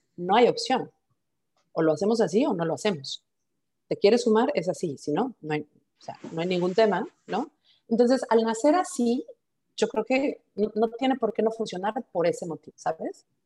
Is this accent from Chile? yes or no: no; Mexico; moved away as an adult; also born or lived in Mulhouse, France; somos mexicanos, aunque yo, soy la única que está fuera de México